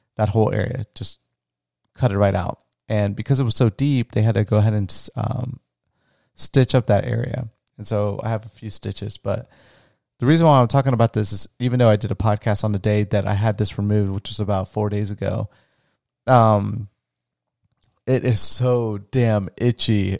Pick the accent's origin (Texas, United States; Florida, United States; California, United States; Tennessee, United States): Florida, United States; also born or lived in Orlando, Florida; where I grew up in Florida, I'll never forget in grade school